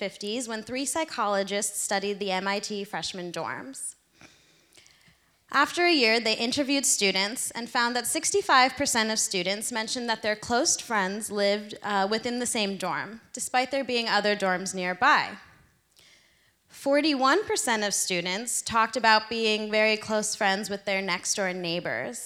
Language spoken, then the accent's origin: English; Philadelphia, Pennsylvania, United States; moved away as an adult; now in Seattle, United States; I made my 3,000 mile from my hometown in Philadelphia to here in Seattle